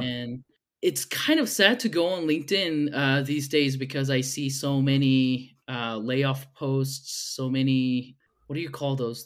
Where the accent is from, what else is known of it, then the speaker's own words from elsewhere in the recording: South Korea; now in Utah, United States; I'm originally from Korea, but I've moved to the States probably twelve years ago.